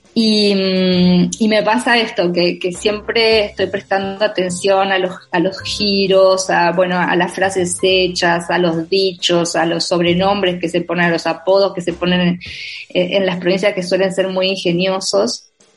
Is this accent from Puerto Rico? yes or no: no; Villa Elisa, Entre Ríos, Argentina; nací y me crié en, en, el interior de Argentina, en una provincia que se llama Entre Ríos, y dentro de esa provincia en un pueblo muy, muy pequeño que se llama Villa Elisa